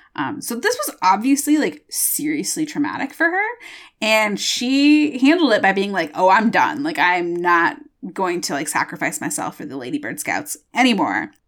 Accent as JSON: {"language": "English", "region": "Michigan", "country": "United States", "said": "I'm from Michigan and I, I'm, I'm so defensive of Michigan"}